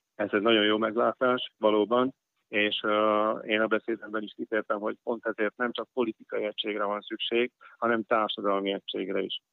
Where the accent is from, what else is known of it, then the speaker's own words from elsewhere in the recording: Hungarians, southern Slovakia, Slovakia; magyarok vagyunk